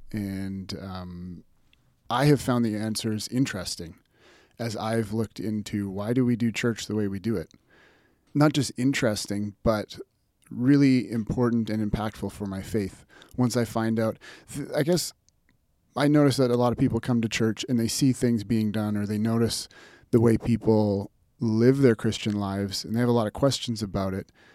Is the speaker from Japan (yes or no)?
no; North Battleford, Saskatchewan, Canada; moved away as an adult; also born or lived in Revelstoke, British Columbia / Calgary, Alberta / Pittsburgh; now in Lethbridge, Canada; I was born in Revelstoke, B C, and grew up mostly in Saskatchewan, in North Battleford